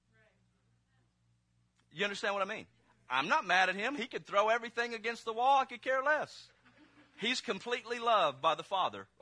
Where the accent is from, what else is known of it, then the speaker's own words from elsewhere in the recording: Mississippi, United States; I'm from Mississippi